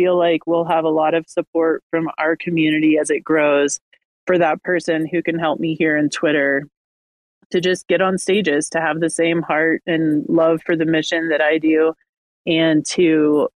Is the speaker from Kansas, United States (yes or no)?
yes; Kansas, United States; I am from Kansas and have a lot of family in the South